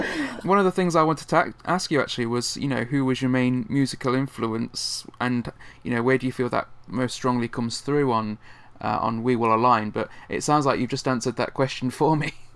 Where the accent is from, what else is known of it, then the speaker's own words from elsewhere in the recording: Nottingham, East Midlands, United Kingdom; you played my hometown uh, last year in Nottingham.